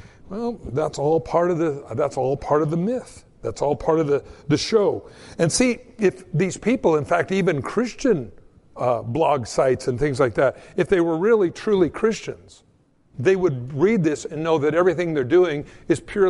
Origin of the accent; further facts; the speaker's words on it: Southern California, United States; I grew up in Southern California